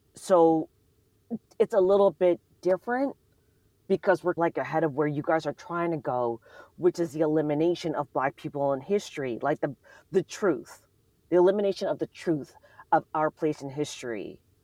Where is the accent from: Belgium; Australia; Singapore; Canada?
Canada; now in United States; I'm not American, I'm from Canada